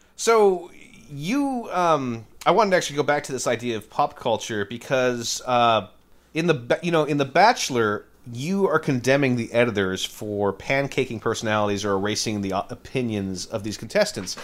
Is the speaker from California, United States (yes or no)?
yes; Santa Clara, California, United States; now in Brooklyn, United States; I was born in Santa Clara